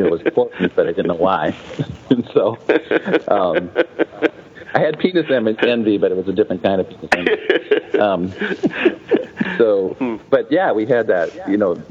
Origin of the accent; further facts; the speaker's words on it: South Dakota, United States; I grew up in South Dakota, just up the road from you